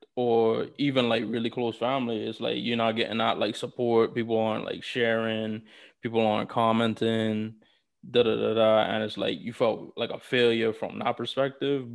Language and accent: English; New York City, New York, United States; I'm from New York City